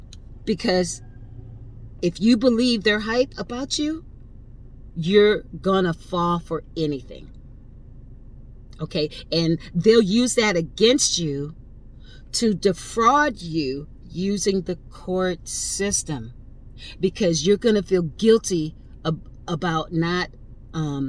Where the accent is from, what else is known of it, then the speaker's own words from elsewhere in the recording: Connecticut, United States; I'm from Connecticut, not from the ghetto